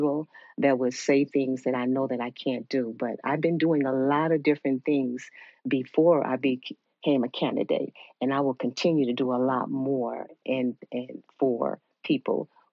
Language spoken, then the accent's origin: English; Chicago, Illinois, United States; moved away as an adult; now in Georgia, United States; I'm originally from Chicago, so I was working in Chicago before I came to Georgia